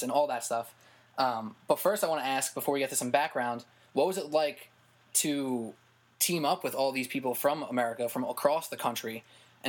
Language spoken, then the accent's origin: English; New York, United States; I'm also from New York